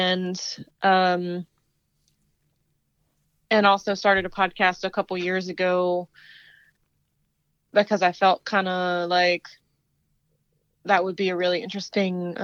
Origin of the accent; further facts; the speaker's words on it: Southern Virginia, United States; moved away as an adult; also born or lived in Asheville, North Carolina; I'm originally from Southern Virginia and grew up in a rural area in Southern Virginia